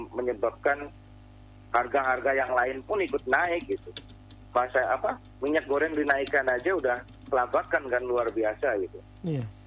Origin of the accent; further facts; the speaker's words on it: Central Java/West Java border, Indonesia; termasuk saya kan juga dari pelosok mas hmm. Eh